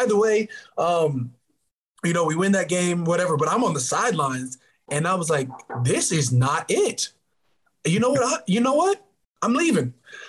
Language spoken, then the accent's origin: English; Minnesota, United States; born there; You know, I was born in Minnesota